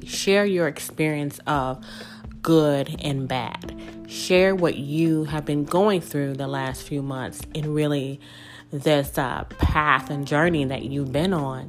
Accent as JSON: {"language": "English", "region": "Mississippi", "country": "United States", "tie": "born or raised there", "also_born_or_lived": "New Orleans, Louisiana", "moved": "as an adult", "said": "The small town girl from Mississippi that was born and raised in Mississippi, but I grew up in New Orleans because I spent the majority of my adult life in the city."}